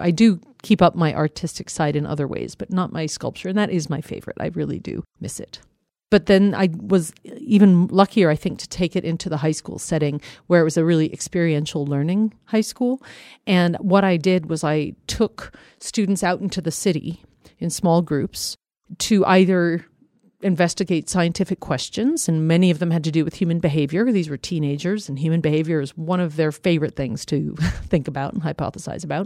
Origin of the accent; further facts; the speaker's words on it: Colorado, United States; I grew up in Colorado